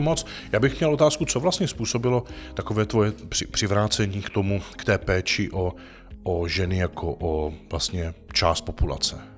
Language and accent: Czech; Czechia; jak jsme dis-, disponovaní jako Češi